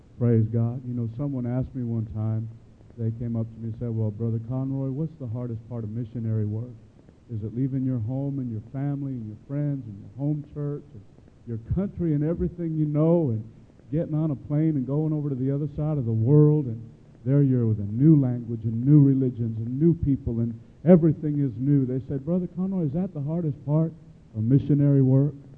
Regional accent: Chicago, Illinois, United States; I grew up in Chicago, Illinois

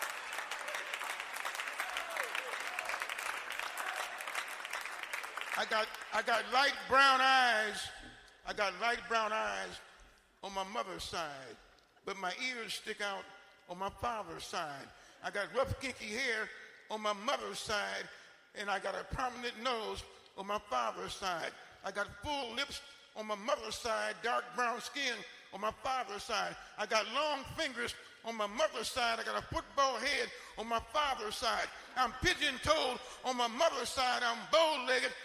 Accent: Detroit, Michigan, United States; growing up in Detroit back in the 1930s

